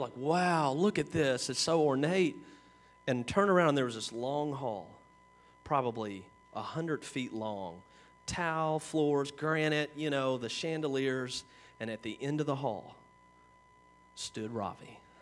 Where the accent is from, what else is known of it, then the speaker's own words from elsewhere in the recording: Kentucky, United States; we're from Kentucky